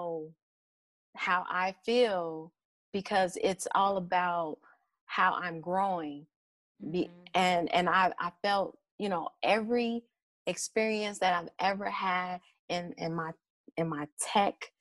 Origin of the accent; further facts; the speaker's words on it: Chicago, Illinois, United States; I'm from Chicago